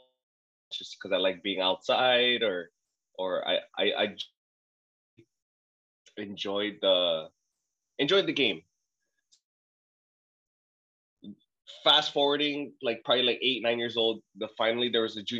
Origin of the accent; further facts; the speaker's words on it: Saipan, Northern Mariana Islands; also born or lived in Guam; I'm actually born on Guam, raised in Saipan.